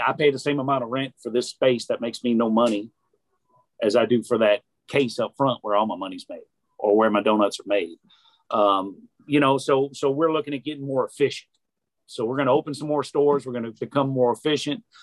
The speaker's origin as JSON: {"language": "English", "town": "New Orleans", "region": "Louisiana", "country": "United States", "tie": "born or raised there", "moved": "yes", "lives_now": "Chattanooga, United States", "said": "I'm from New Orleans"}